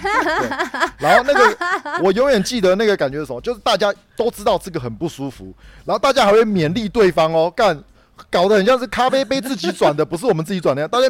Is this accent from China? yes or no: no; northern Taiwan, Taiwan; 我北部人最常去的当然就是六福村